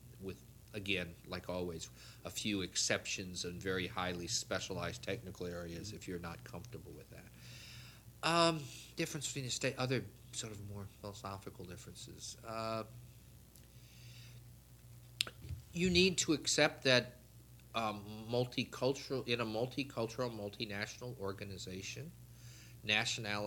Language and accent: English; United States; there are jobs that I know I cannot apply for as an American